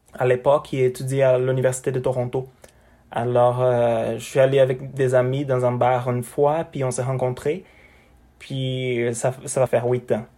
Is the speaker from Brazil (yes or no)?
yes; Brazil; French is a second language; moved away as an adult; now in Canada; chez nous au Brésil